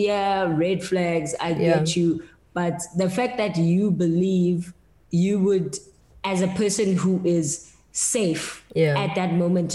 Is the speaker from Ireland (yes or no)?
no; South Africa; as a South African